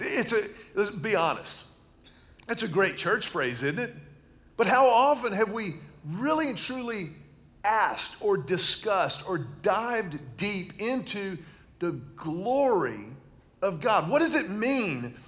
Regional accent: Houston, Texas, United States; when I was a kid growing up in Houston, Texas

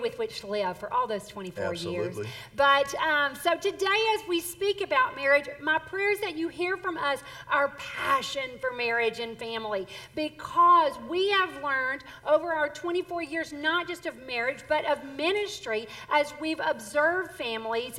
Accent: Southern Mississippi, United States; moved away as an adult; now in Texas, United States; I'm actually from Southern Mississippi, and I grew up there

